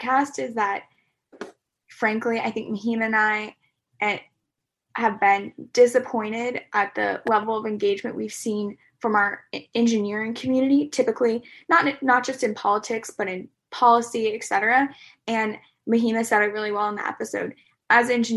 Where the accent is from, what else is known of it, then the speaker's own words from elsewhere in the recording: Denver, Colorado, United States; moved away; I'm from Denver, Colorado originally.